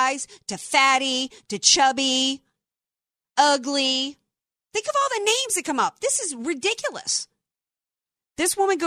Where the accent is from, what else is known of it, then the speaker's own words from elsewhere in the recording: New Orleans, Louisiana, United States; in New Orleans, that's what JAP stood for, because we had a lot of Jewish community